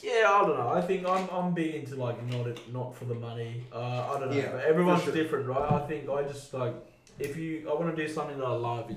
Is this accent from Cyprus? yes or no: no; Australia; also born or lived in England / Kenya; Back to the UK, then moved to Australia when I was 10.